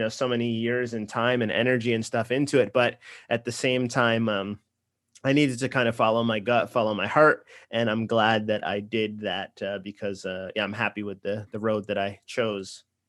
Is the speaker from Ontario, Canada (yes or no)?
no; Nova Scotia, Canada; also born or lived in Los Angeles; now in Toronto, Canada; I'm from Nova Scotia. I, I live in Toronto now.